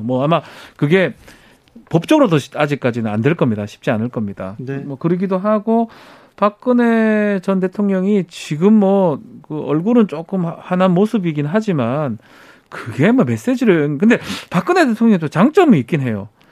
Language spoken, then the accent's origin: Korean; Daegu, South Korea; 제가 뭐 대구 출신이기도